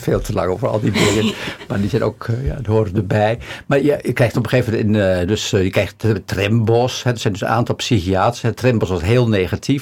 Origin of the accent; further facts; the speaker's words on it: Bedum, Groningen, Netherlands; now in Amsterdam, Netherlands; in dat dorp waar ik vandaan kom